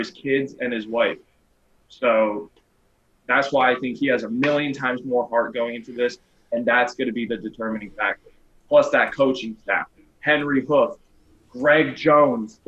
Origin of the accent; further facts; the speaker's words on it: Saint Petersburg, Russia; now in South Florida, United States; I'm from St. Petersburg